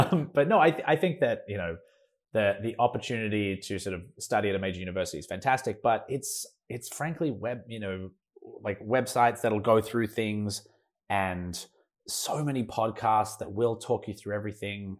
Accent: Melbourne, Victoria, Australia; moved away as an adult; now in Los Angeles, United States; I'm Australian. I, I lived in Melbourne my whole life, and then I, um, graduated, uh, from high school

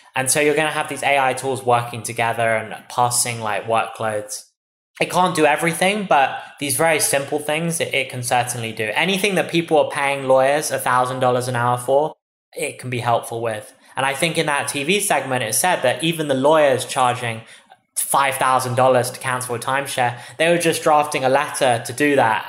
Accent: England, United Kingdom; moved away as an adult; now in United States; as you can tell from my accent, I'm originally from England. I moved seven years ago to study here in America.

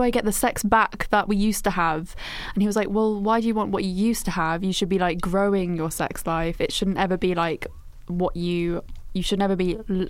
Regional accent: England, United Kingdom; growing up in England

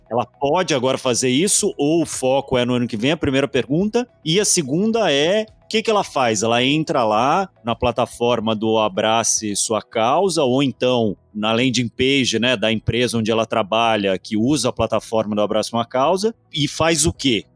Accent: Brazil; bom brasileiro

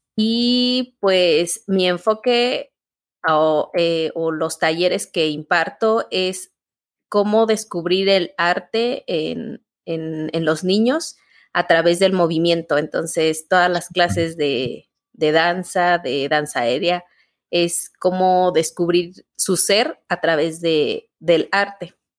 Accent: Guanajuato, Mexico; now in Querétaro, Mexico; pues yo soy originaria de, Guanajuato, un estado de, México. ¿Mm? Eh, al noreste de, Guanajuato soy, bueno, ahí, este, ahí crecí

